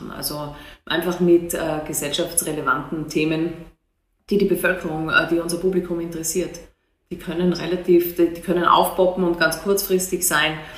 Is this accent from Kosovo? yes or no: no; Austria; now in Hannover, Germany; Ich komme aus Österreich, man hört es an, an meiner Stimmfärbung.